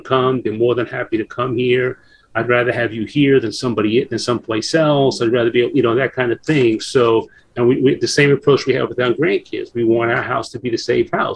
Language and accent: English; New York City, New York, United States; moved away; I grew up in New York in the Bronx